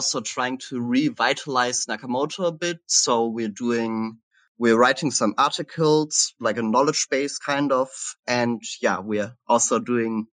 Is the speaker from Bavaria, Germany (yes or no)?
no; Cologne, North Rhine-Westphalia, Germany; moved away as an adult; also born or lived in Halle, Germany / Berlin, Germany; I'm originally from Germany, from the Cologne area